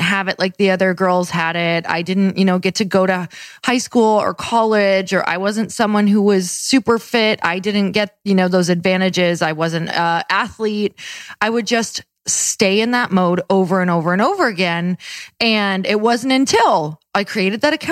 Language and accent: English; Midwest, United States; I'm from the Midwest